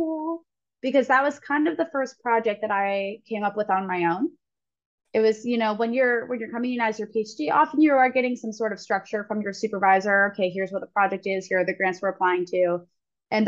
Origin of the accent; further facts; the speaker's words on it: Ohio, United States; moved away; I'm actually from Ohio